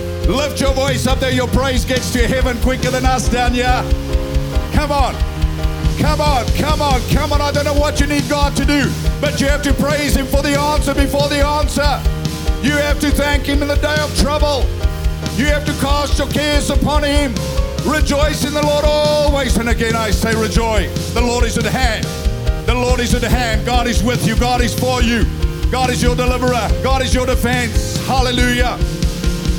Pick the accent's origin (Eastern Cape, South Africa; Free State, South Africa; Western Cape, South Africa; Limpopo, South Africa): Free State, South Africa; I come from the Free State